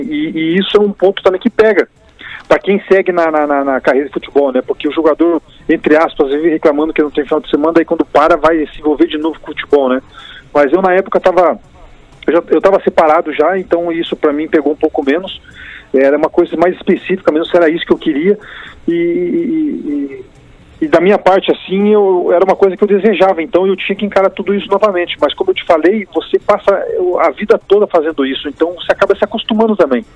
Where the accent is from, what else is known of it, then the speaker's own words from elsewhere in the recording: Brazil; nós aqui brasileiros